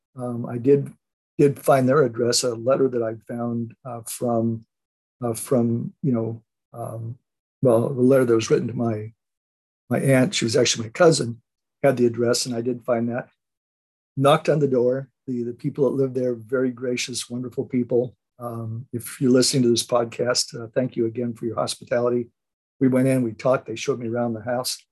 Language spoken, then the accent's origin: English; Oceanside, California, United States; I grew up in a little town, actually not too far from where I, where I live right now, a little town, um, the little town of Oceanside, California.